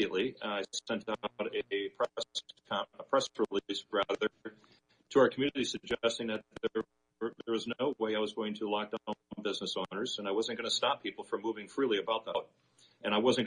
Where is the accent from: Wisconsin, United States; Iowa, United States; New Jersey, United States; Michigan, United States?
Wisconsin, United States; Kenosha; Kenosha is my hometown, which is a community just south of Racine